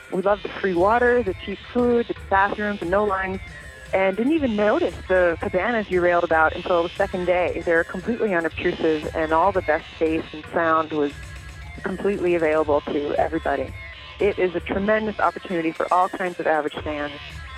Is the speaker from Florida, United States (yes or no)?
no; Chicago, Illinois, United States; I'm from Chicago.